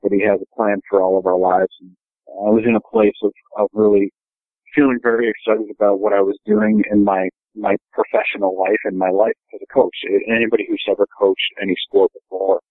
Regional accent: Rochester, New York, United States; growing up in the Rochester area

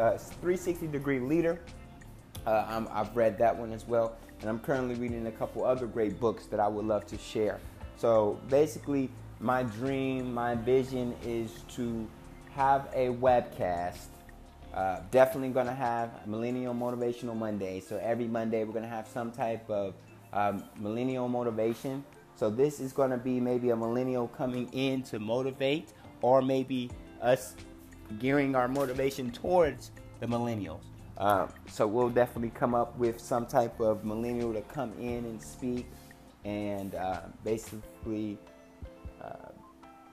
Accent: Cincinnati, Ohio, United States; moved away as an adult; also born or lived in Dayton, Ohio; now in Tempe, United States; I am originally from Cincinnati, Ohio, born and raised until August 10th, again, 2018

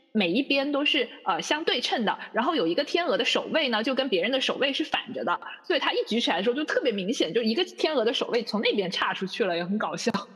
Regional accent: Zhuhai, Guangdong, China; also born or lived in Brisbane, Australia; 在我的家乡珠海

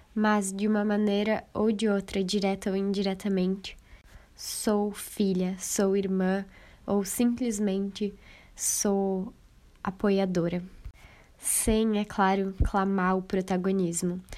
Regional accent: Brazil; ainda me orgulho muito em dizer que eu sou latina

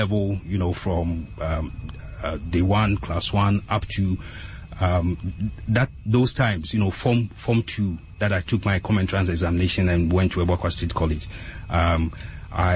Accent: Ghana; now in Accra, Ghana; I was born in Accra here at Abu Sukhain, but then my dad and my mom separated very early. So I was living with my mom in Accra here, and she said that, you know, she couldn't raise a boy in Accra here. So she sent me to my grandmom in our hometown, that's Kobe Piasi. And that's where I started my schooling.

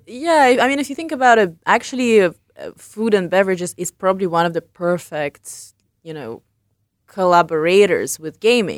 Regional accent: England, United Kingdom; moved away as an adult; also born or lived in London; I grew up in England and I worked in London.

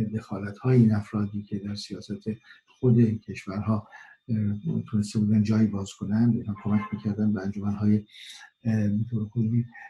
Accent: Iran; moved away; در خارج از ایران هستم

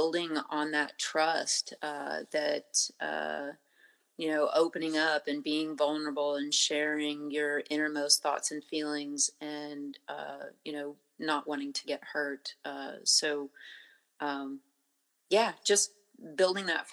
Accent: Montana, United States; moved away; Growing up in Montana near the Blackfeet Reservation

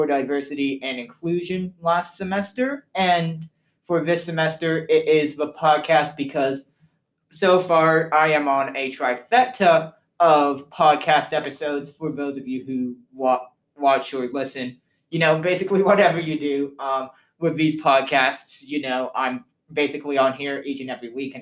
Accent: West Palm Beach, Florida, United States; moved away; also born or lived in England (parents); I used to live in West Palm Beach, Florida, which is basically a few hours from Disney. So I practically say I was born and bred in Disney.

